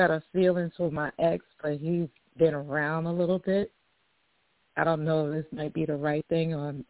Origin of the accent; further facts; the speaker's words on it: New York, United States; From New York, Esther.